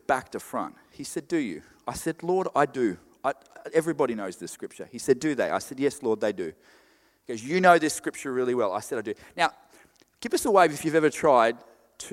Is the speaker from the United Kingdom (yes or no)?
no; Queensland, Australia; I'm from Queensland. Everything's weird in Queensland.